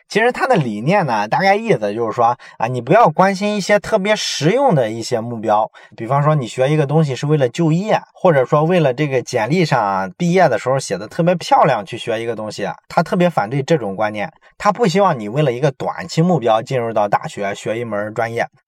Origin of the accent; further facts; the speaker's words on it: China; 我们中国人